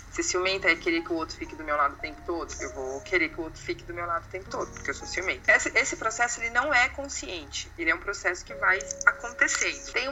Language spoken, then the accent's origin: Portuguese; Brazil; E que eu sou brasileira, portanto, eu gosto de samba, feijoada, futebol, carnaval, praia, calor.